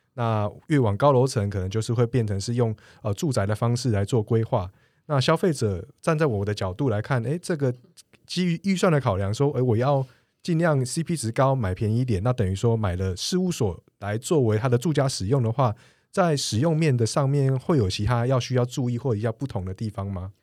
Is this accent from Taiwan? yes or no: yes; Taiwan; 我们台湾人